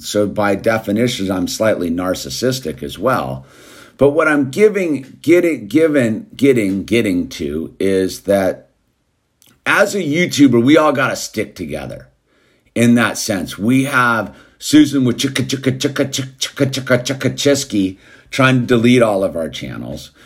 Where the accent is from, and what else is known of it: United States